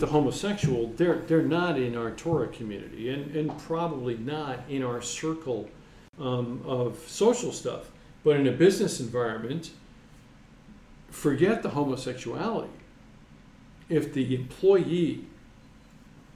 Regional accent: New York, United States; Maybe I'm from New York

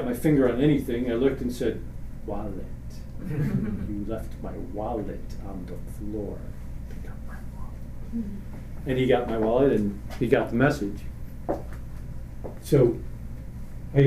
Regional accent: New York, United States; I'm from New York

